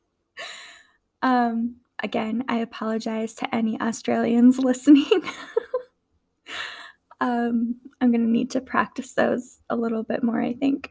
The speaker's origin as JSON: {"language": "English", "region": "Minnesota", "country": "United States", "also_born_or_lived": "Texas / Georgia", "accent": "Northern Midwestern", "moved": "as an adult", "said": "my accent would be a Midwestern accent, but specifically a Northern Midwestern accent"}